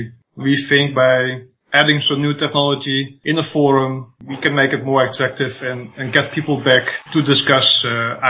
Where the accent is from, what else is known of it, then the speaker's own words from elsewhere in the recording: Netherlands; English is a second language; And I'm from Holland. I probably have a slight accent.